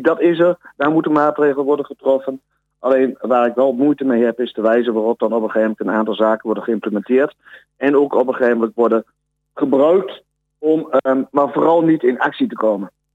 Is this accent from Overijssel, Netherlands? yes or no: yes; Almelo, Overijssel, Netherlands; ik ben inwoner van Almelo